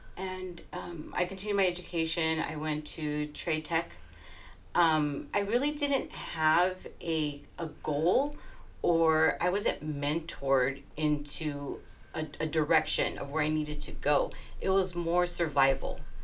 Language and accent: English; Los Angeles, California, United States; my hometown in Northeast Los Angeles